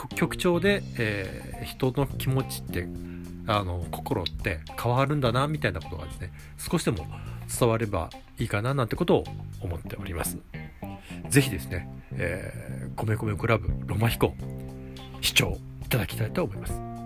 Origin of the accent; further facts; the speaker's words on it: Japan; also born or lived in Nagoya; 私の実家港南なんですけども